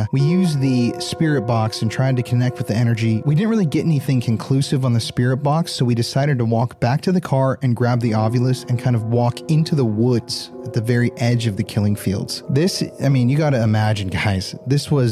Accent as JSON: {"language": "English", "region": "South Dakota", "country": "United States", "tie": "born or raised there", "moved": "yes", "lives_now": "Texas, United States", "said": "I'm a native South Dakotan, a transplant in Texas"}